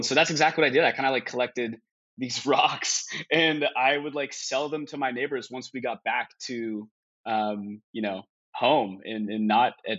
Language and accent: English; Portland, Oregon, United States; I'm a, second or third generation Oregonian. Grew up just outside of Portland